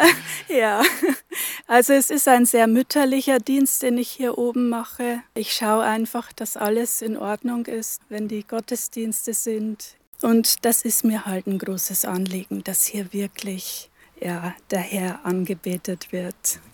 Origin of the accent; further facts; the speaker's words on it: Upper Palatinate, Bavaria, Germany; moved away as an adult; also born or lived in Northern Germany; now in Velburg, Germany; Ich bin aus der Oberpfalz, gebürtige Oberpfälzerin, habe da aber nur die ersten 20 Jahre meines Lebens verbracht.